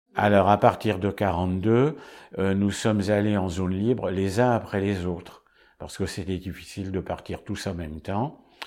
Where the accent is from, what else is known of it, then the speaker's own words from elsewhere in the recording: Paris, Île-de-France, France; Je suis né à Paris en 1932